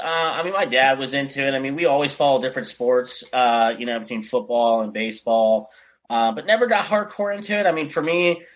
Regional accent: Pennsylvania, United States; also born or lived in Michigan; So I was born here in Pennsylvania, moved to Michigan, which is just another even colder state.

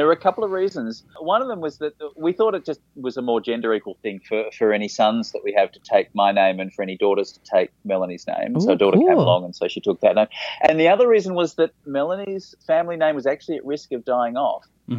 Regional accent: Melbourne, Victoria, Australia; moved away as an adult; now in Tokyo, Japan; I grew up in Melbourne in Australia, which hosts the International Comedy Festival each April.

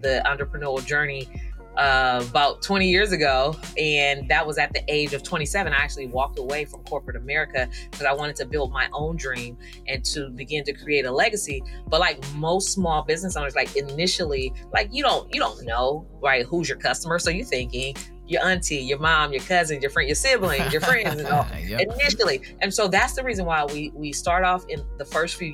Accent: San Francisco Bay Area, California, United States; I'm from the San Francisco Bay Area

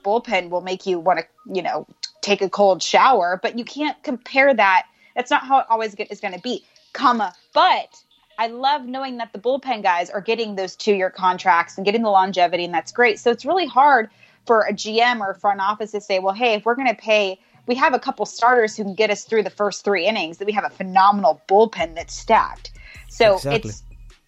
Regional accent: Baltimore, Maryland, United States; now in Bay Area, United States; I was born in Baltimore.

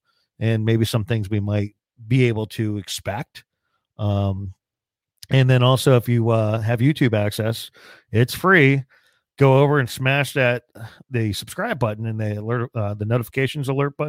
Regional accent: Hunterdon County, New Jersey, United States; Grew up in a farm community out in Hunterdon County

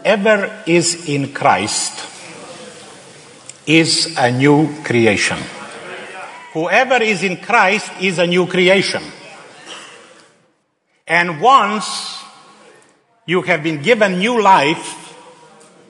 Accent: Slovenia; English is a second language; moved away as an adult; also born or lived in Serbia / Bosnia / Croatia; I am a native Slovenian

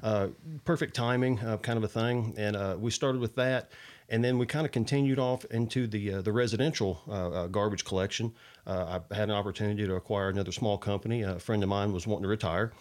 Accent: Kentucky, United States; also born or lived in Indiana; I was really raised in Kentucky. I, I, I claim, you know, Kentucky, but I was born in Indiana

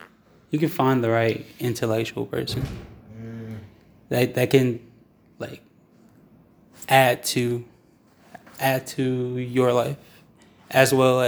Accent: Greensboro, North Carolina, United States; Because I live, I grew up in Greensboro. Mm. Like, and we, there's a place called, like, two places, Hampton Homes and Hickory Trails. Mm-hmm. I'm from those two places.

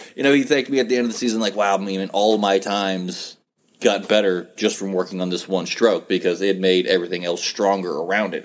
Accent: West Virginia, United States; moved away; I'm originally from West Virginia, so I am a Mountaineer fan.

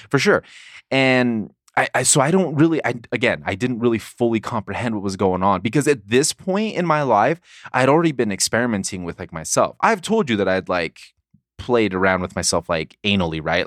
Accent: La Mesa, California, United States; moved away; also born or lived in Provo, Utah; San Diego, my hometown

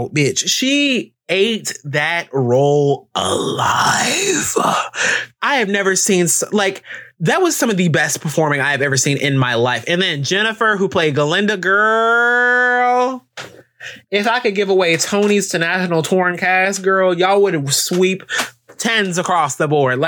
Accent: Alabama, United States; I'm from Alabama.

